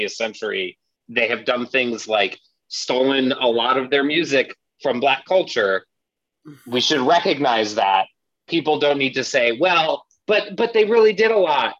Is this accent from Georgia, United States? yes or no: no; Montana, United States; I grew up in Montana